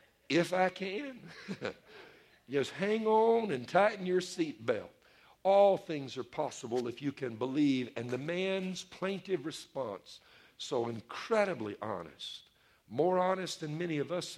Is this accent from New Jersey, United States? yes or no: no; Louisiana, United States; my home state of Louisiana